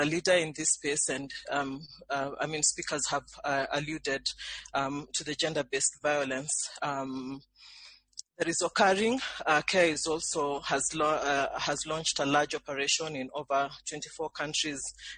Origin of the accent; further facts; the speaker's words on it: Kenya; I'm based in Nairobi, Kenya. I'm Kenyan myself.